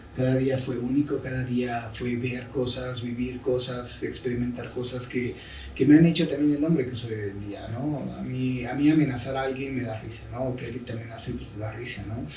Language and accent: Spanish; Mexico; soy el mexicano, así como solo hay uno